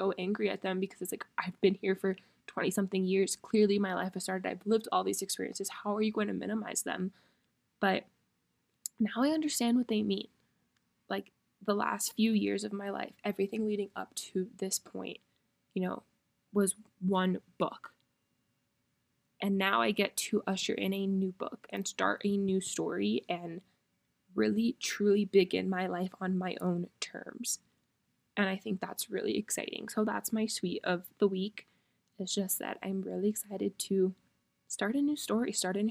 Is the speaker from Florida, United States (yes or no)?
yes; Miami, Florida, United States; moved away as an adult; really experience Miami, because I cannot wait to move home and experience my hometown again